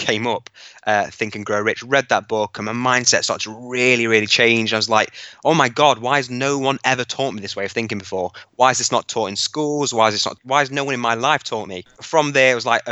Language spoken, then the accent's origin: English; Hucknall, East Midlands, United Kingdom; so I'm from Nottingham in the East Midlands, from a town called Hucknall. So I grew up fairly average